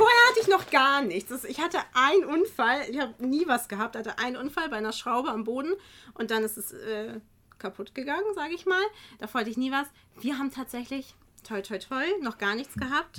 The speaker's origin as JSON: {"language": "German", "town": "Kiel", "region": "Schleswig-Holstein", "country": "Germany", "moved": "yes", "lives_now": "Geesthacht, Germany", "said": "ich komme ja jetzt auch nicht von hier. Ich bin ja ursprünglich aus Kiel"}